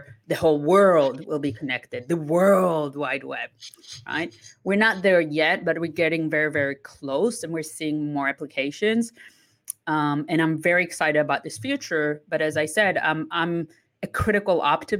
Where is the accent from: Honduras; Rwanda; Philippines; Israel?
Israel; moved away as an adult; also born or lived in Italy / London; now in Toronto, Canada; I was born and raised in Israel. I left when I was 20